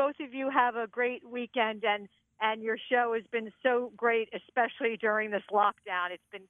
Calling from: Wall Township, New Jersey, United States; I'm calling from Wall Township.

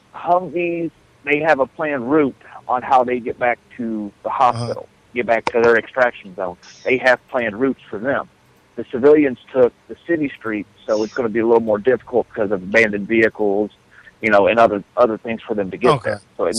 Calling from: Middletown, Ohio, United States; I'm from Middletown, Ohio.

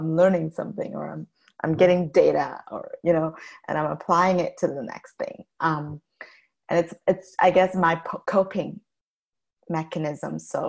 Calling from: Cedar Park, Texas, United States; Austin, well, Cedar Park, Texas.

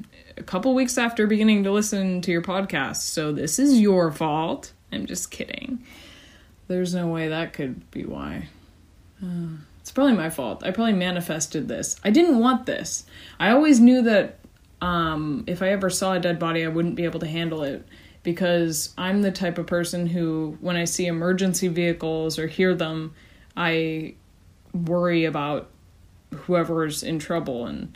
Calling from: California, United States; I'm a listener from California.

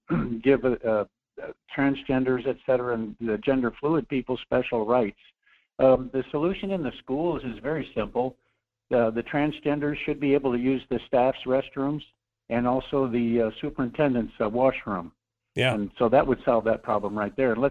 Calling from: Anchorage, Alaska, United States; Uh, hi, Michael. … from Anchorage.

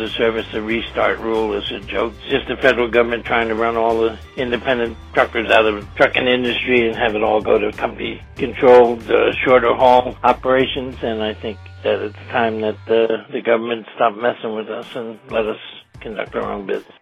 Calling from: Anchorage, Alaska, United States; I'm calling from Anchorage, Alaska

